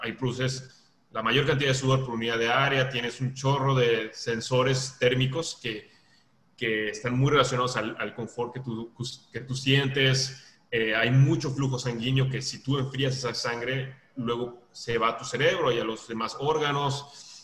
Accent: Veracruz, Mexico; now in Monterrey, Mexico; yo soy de Veracruz y luego estoy viviendo en Monterrey

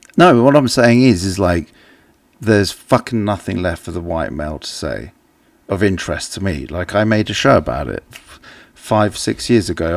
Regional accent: England, United Kingdom; an English person

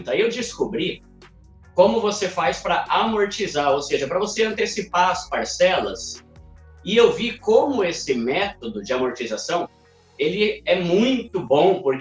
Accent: São Paulo, Brazil; E galera, eu sou paulista, né? Sou de São Paulo, tenho 36 anos.

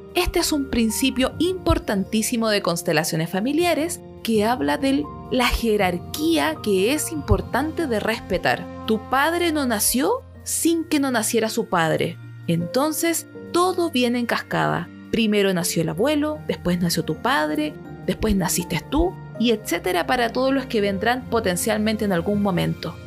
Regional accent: Chile; mi país, donde yo vivo, Chile

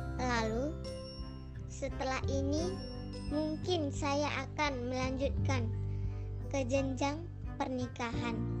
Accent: North Sumatra, Indonesia; Saya berasal dari Sumatera Utara

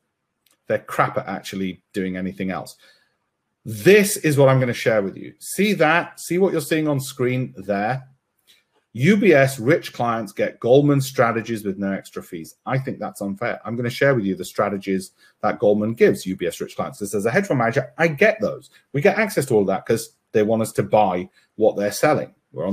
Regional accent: India; I've got cousins in Florida. I'm Indian, of course I have, you know, and cousins in California.

